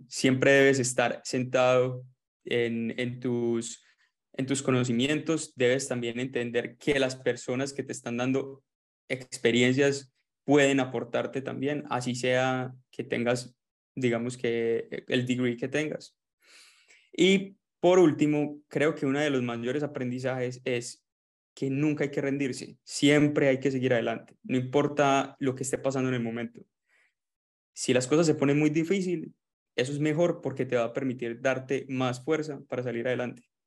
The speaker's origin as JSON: {"language": "Spanish", "town": "Medellín", "region": "Antioquia", "country": "Colombia", "also_born_or_lived": "Melbourne, Australia", "moved": "as an adult", "lives_now": "Gold Coast, Australia", "said": "soy colombiano de Medellín"}